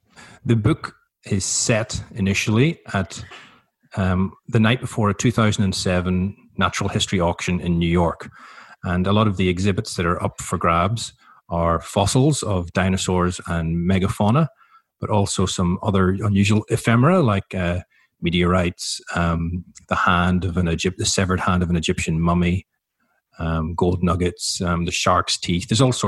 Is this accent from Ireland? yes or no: yes; Ireland; now in Melbourne, Australia; And I thought, even though I'm Irish, it might not be the wisest time to go and live in Chile. So we came to Melbourne and I ended up staying here